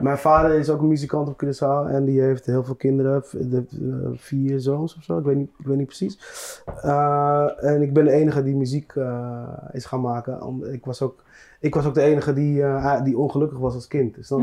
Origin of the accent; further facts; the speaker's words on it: Netherlands; ik ben hier geboren in Nederland, ik ben 38 jaar oud.